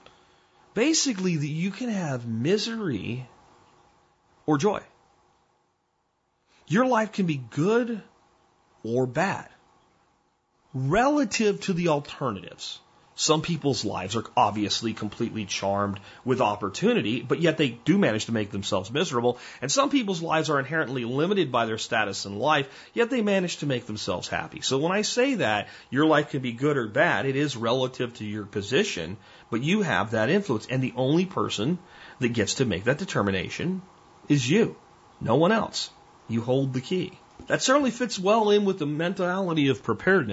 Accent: New Jersey, United States; now in Texas, United States; I was expelled from a birth canal in New Jersey, which happened to be within the borders of the United States

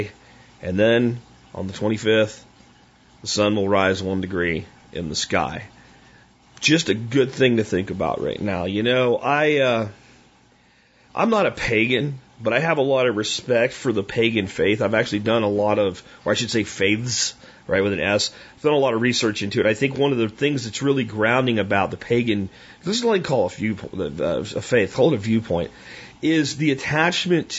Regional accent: Pennsylvania, United States; now in Texas, United States; I am from Pennsylvania

